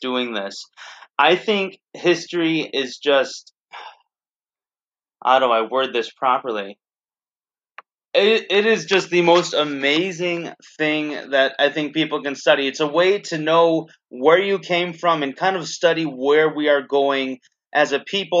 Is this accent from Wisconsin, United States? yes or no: yes; Wisconsin, United States; Wisconsin, which is my home state